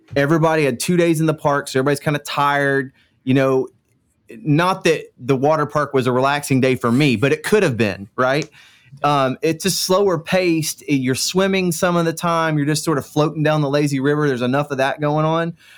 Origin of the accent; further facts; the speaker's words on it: Central Florida, United States; I grew up in Central Florida